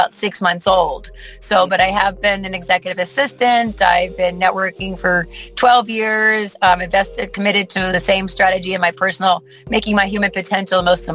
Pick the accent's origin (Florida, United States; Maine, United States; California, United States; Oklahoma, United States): Florida, United States; Plantation; I'm originally from Plantation, Florida.